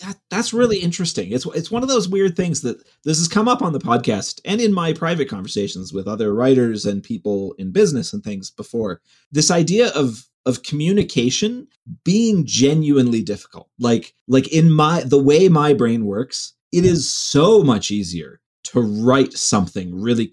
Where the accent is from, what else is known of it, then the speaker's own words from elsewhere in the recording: Cleveland, Ohio, United States; moved away as an adult; I grew up in Cleveland